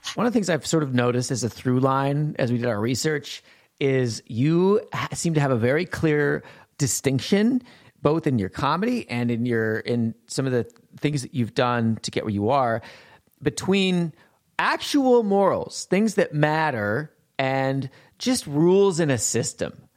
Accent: Montana, United States; I grew up in Montana. I grew up sheltered.

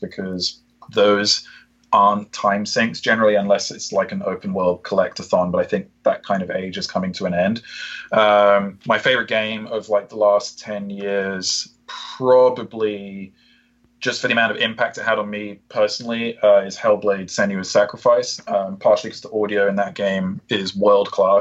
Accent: United Kingdom; I'm British too

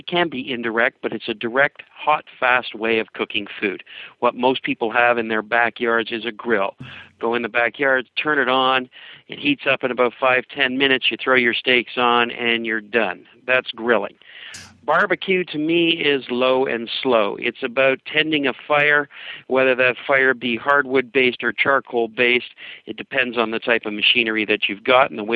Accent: Canada; I'm a Canadian

